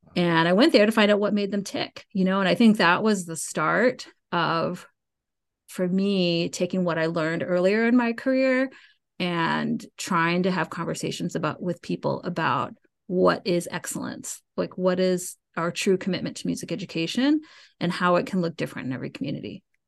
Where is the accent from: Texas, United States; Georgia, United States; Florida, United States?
Georgia, United States; Marietta; moved away as an adult; also born or lived in Chicago, Illinois; I grew up in Cobb County